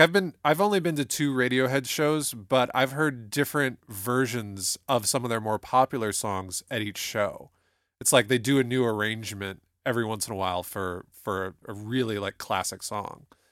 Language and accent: English; Toledo, Ohio, United States; I can always tell that I'm from Toledo, Ohio when I pronounce words like talent